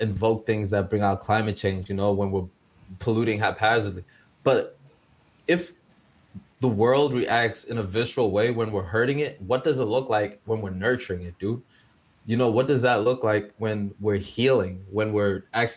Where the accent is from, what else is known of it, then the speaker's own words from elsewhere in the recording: South Africa; moved away; South Africa, my home country